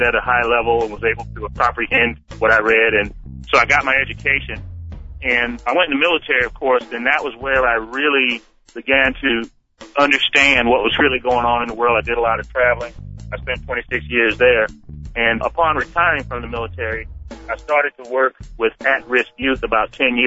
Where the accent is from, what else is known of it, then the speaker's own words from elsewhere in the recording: Savannah, Georgia, United States; I was born in Savannah, Georgia, to a family that was underprivileged.